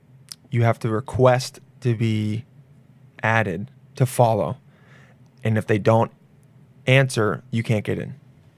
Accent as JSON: {"language": "English", "town": "Los Angeles", "region": "California", "country": "United States", "tie": "born or raised there", "said": "I grew up in the Palisades"}